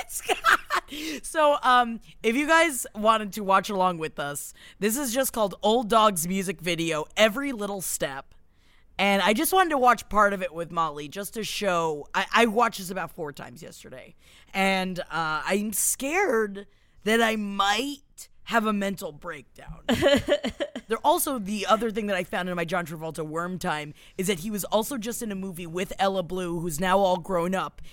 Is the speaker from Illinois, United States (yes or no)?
no; New York, United States; being a New Yorker